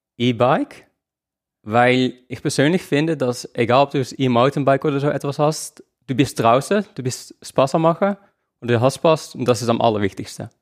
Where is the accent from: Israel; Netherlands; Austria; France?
Netherlands; now in Switzerland; Also, ich lebe in der Schweiz, ich komme aus den Niederlanden